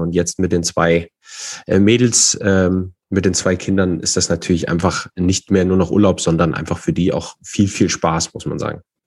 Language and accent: German; Fulda, Hesse, Germany; ich äh, komme und bin aus Fulda, äh, zwar nicht gebürtig, aber sehr schnell hierher gezogen.